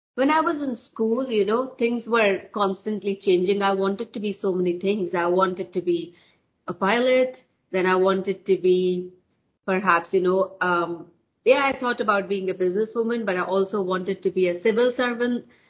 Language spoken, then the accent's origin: English; India; moved away as an adult; also born or lived in west of Scotland; now in United Kingdom; I'm born and brought up in India, so I did my education in India as well.